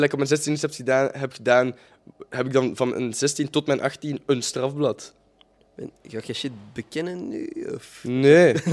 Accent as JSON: {"language": "Dutch", "region": "Holland", "country": "Netherlands", "accent": "Hollands", "said": "dan zal ik mijn Hollands accent moeten antwoorden."}